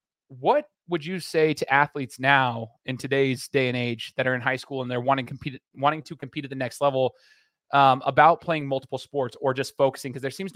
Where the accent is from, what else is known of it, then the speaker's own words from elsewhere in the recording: Boise, Idaho, United States; I'm not even from there. I'm from Boise.